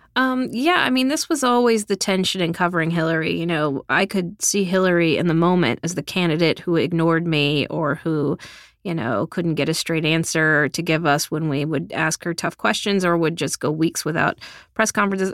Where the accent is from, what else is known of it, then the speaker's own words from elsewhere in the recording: South Texas, United States; moved away; I'm from South Texas, I'm a product of public school in the middle class